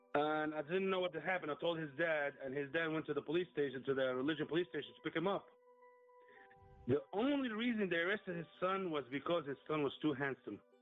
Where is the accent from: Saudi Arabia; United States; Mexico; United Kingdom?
Saudi Arabia; I was born and raised in Saudi Arabia.